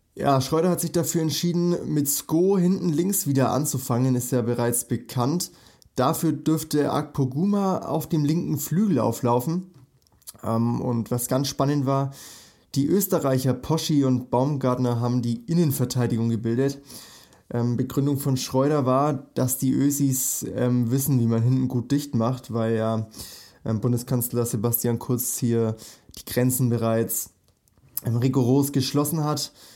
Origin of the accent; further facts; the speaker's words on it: Nuremberg, Bavaria, Germany; ich komme ja aus Nürnberg, also aus Bayern